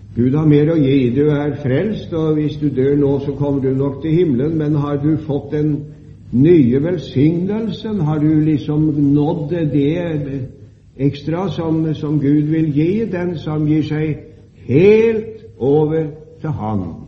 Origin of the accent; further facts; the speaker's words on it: Sarpsborg, Østfold, Norway; Da jeg var ung, i min hjemby i Sarpsborg